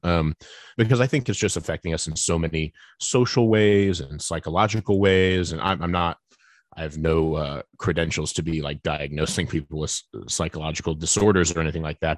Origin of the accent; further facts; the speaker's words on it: United States; I'm sitting here as an American evangelical in the twenty-first century